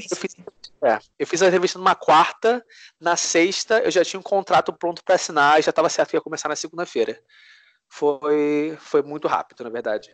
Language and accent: Portuguese; Brazil; moved away as an adult; also born or lived in United States; now in Paris, France; sou brasileiro, cheguei aqui da França agora, procuro um apartamento